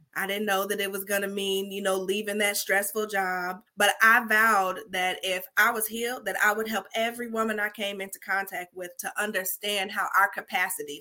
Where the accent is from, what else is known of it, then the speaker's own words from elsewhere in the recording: Chicago, Illinois, United States; Now I'm from Chicago